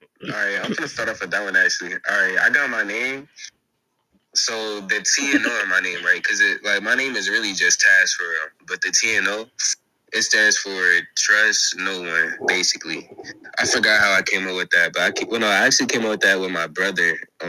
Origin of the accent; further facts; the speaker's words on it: Snellville, Georgia, United States; I'm from Gwinnett. Actually, I'm from Snowville.